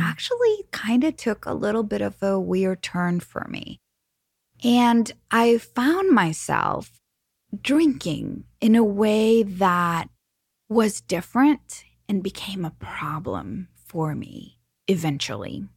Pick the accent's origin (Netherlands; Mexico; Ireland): Mexico; I am from Mexico